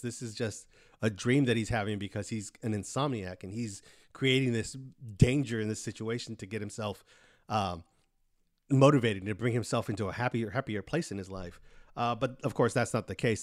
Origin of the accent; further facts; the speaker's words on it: Pharr, Texas, United States; it's like a triangle of Mission, McAllen, Far, which is where I grew up in the Rio Grande Valley